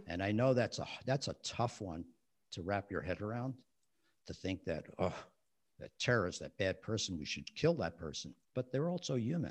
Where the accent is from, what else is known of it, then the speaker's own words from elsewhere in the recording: West New York, New Jersey, United States; I grew up in West New York, New Jersey